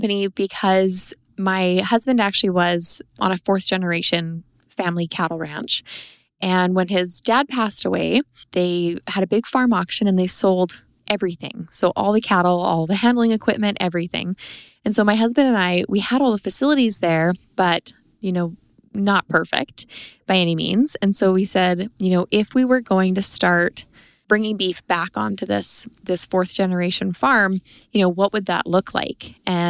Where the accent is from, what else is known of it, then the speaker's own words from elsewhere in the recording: Three Hills, Alberta, Canada; I am from the Three Hills area of Alberta.